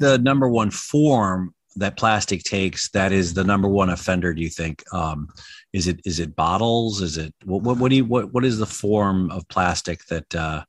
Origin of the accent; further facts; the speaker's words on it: Michigan, United States; moved away as an adult; now in California, United States; I'm from Michigan and I recently relocated to California about a year ago.